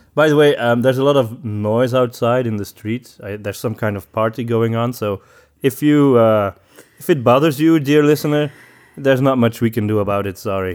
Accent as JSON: {"language": "English", "town": "Antwerp", "region": "Flanders", "country": "Belgium", "said": "I'm from Antwerp"}